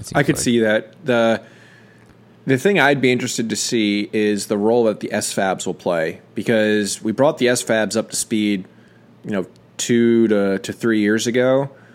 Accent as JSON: {"language": "English", "country": "United States", "said": "as an American"}